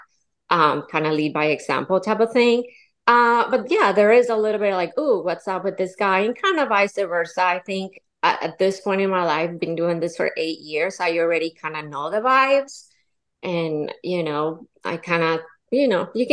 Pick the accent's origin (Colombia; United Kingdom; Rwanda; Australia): Colombia; now in Florida, United States; I'm from Colombia, born and raised.